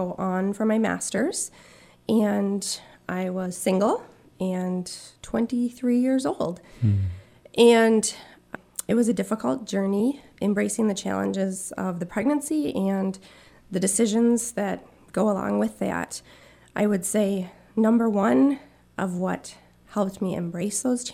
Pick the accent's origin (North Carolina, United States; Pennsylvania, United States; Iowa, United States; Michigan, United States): Michigan, United States; Marquette; I grew up in Marquette with mom and a dad and three sisters